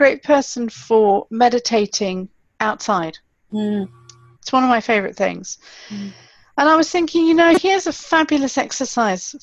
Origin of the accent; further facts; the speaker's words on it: Malawi; I grew up in Malawi, which is fantastic, and we lived in town